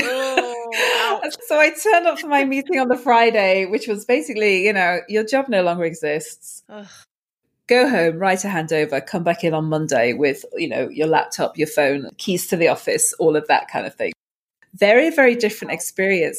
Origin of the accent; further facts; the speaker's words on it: Manchester, North West England, United Kingdom; Manchester, the UK is my hometown